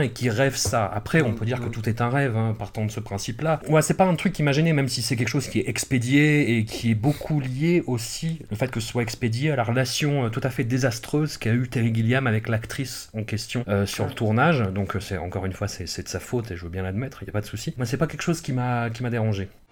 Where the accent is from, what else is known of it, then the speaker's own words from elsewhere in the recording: Auvergne-Rhône-Alpes, France; accent: Grésivaudan; mon accent du Grésivaudan